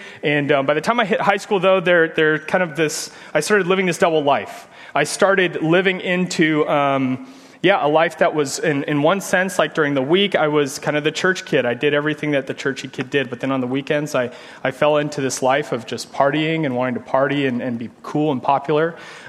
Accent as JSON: {"language": "English", "town": "Omaha", "region": "Nebraska", "country": "United States", "tie": "born or raised there", "also_born_or_lived": "Illinois", "moved": "as an adult", "lives_now": "Leawood, Kansas, United States", "said": "I'm from Omaha, Nebraska. And so, grew up and was raised in Omaha. My parents were divorced when I was young, so I lived most of my life with my mom and with my brother, and then kind of, you know, grew up in the church"}